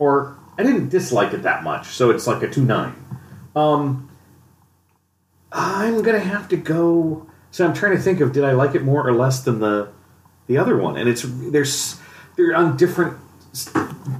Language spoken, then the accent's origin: English; San Diego, California, United States; I grew up in San Diego